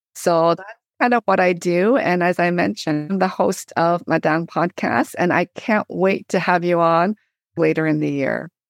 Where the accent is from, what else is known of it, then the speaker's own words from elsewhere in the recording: Canada; moved away as an adult; also born or lived in Korea; now in United States; I grew up in Canada, but now I teach in the U S.